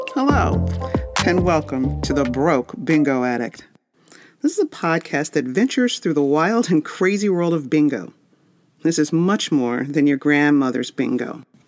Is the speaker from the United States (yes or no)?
yes; Las Vegas, Nevada, United States; I'm from Vegas